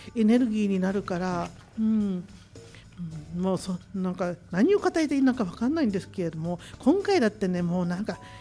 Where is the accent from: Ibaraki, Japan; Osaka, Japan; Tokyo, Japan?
Tokyo, Japan; Machida; 地元町田で今私は個人的に自宅を開放して